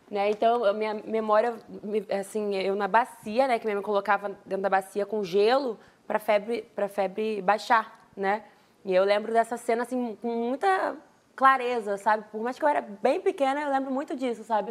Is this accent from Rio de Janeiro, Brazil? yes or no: yes; Duque de Caxias, Rio de Janeiro, Brazil; also born or lived in Queimados; Eu sou de Duque de Caxias, nasci em Queimadas